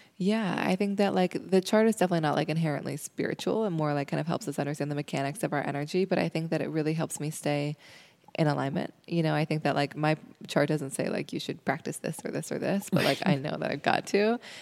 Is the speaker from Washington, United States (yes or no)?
yes; Seattle, Washington, United States; I grew up in Seattle